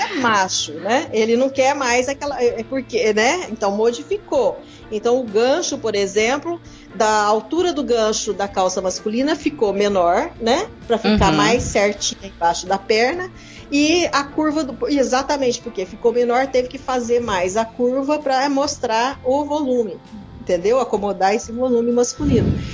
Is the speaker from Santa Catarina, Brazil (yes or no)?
no; Minas Gerais, Brazil; moved away as an adult; now in São Paulo, Brazil; de Minas, onde, de onde eu fui criada